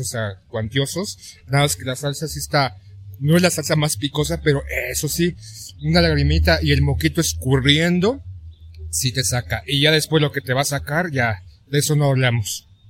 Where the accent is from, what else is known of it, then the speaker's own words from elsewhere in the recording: Mexico; como mexicanos, o aquí en la capital de la Ciudad de México